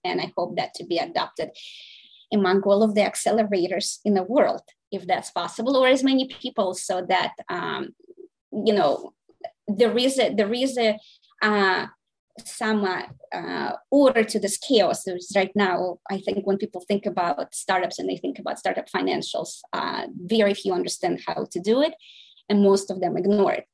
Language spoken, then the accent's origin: English; Saint Petersburg, Russia; now in United States; I was born in St. Petersburg, Russia. I came here um, in 1996